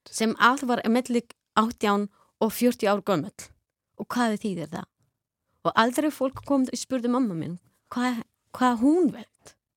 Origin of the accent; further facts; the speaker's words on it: Afghanistan; Icelandic is a second language; moved away as an adult; Við bæði komum frá Afganistan. Við byrjuðum skólan enni í moskni þar